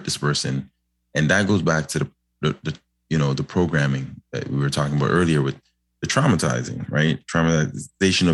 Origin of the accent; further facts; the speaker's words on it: Toronto, Ontario, Canada; I grew up in Lawrence Heights